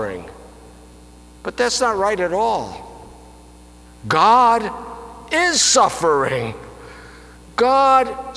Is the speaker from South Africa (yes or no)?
no; Albany, New York, United States; I was born in the Pine Hills section of Albany, New York, which was any place but heaven. I grew up knowing the typical divisions